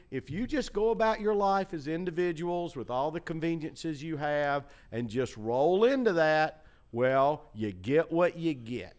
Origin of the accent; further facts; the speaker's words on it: Chattanooga, Tennessee, United States; moved away; When I was growing up in Chattanooga